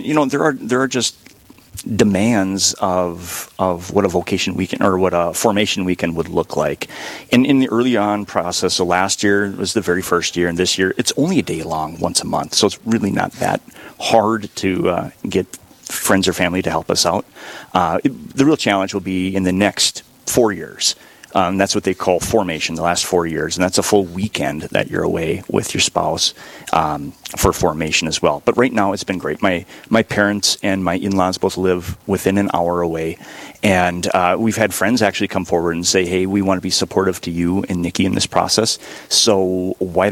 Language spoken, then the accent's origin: English; Sandstone, Minnesota, United States; moved away as an adult; now in Duluth, United States; I'm from the diocese originally, from Sandstone, which is about an hour south of Duluth, and came up to Duluth for college, and I found a job, never left.